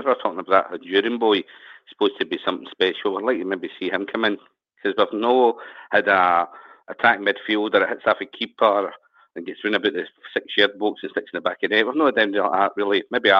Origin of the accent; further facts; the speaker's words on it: Glasgow, Scotland, United Kingdom; I'm from Glasgow